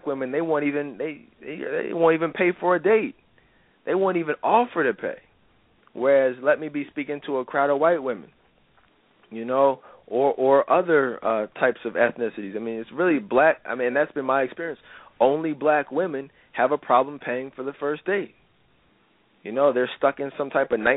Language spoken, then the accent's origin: English; Philadelphia, Pennsylvania, United States; I'm from Philadelphia and born and raised